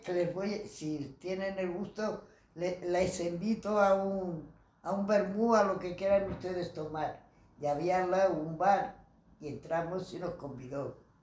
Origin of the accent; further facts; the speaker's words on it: Madrid, Community of Madrid, Spain; He nacido en Madrid, en la calle, eh, cerca de Embajadores, en la calle Las Peñuelas